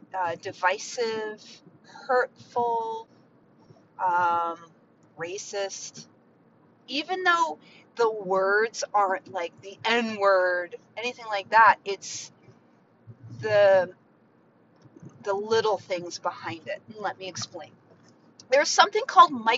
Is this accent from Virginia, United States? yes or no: yes; Mount Vernon, Virginia, United States; My home is Virginia. I grew up right outside of Mount Vernon